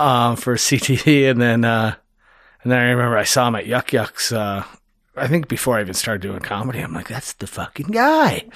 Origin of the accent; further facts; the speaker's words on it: Niagara-on-the-Lake, Ontario, Canada; moved away; I grew up in Niagara